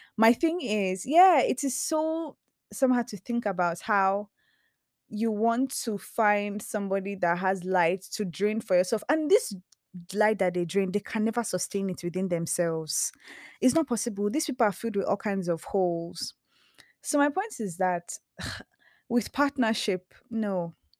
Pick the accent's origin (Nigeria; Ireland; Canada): Nigeria; I'm Nigerian, you know, I'm very much an African woman